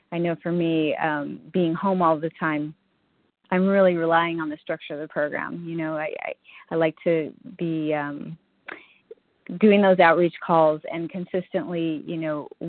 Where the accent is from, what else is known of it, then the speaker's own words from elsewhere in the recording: California, United States; Um, yes, I'm from California